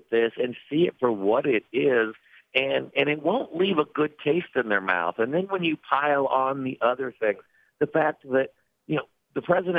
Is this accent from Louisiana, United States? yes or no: no; Indiana, United States; I'm from Indiana, so I'm a Midwest person as well.